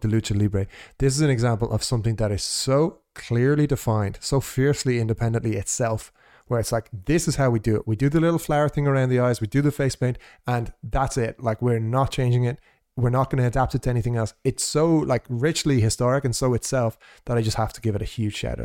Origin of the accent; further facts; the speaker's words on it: Ireland; also born or lived in Portugal; as an Irish person